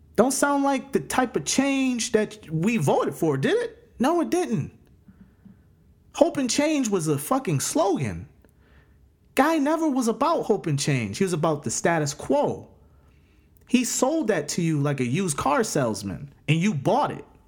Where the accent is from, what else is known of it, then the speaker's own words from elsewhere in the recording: United States; we as American people